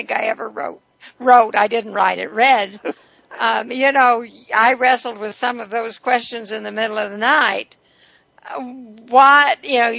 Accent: West Texas, United States; moved away; I came from West Texas

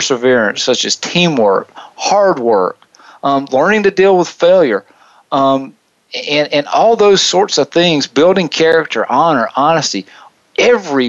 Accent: Southeast, United States; moved away; growing up in the Southeast

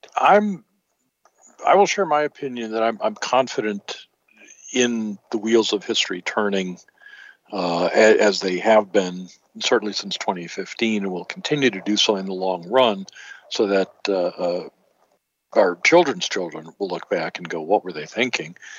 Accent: Michigan, United States; growing up in Michigan

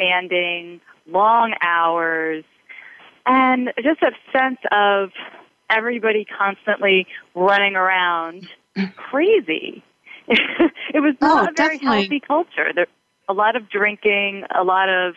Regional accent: East Coast, United States; also born or lived in Boston; I grew up here on the East Coast

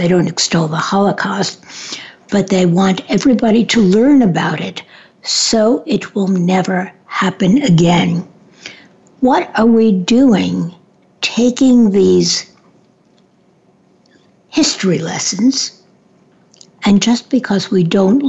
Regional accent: New York City, New York, United States; I grew up in New York

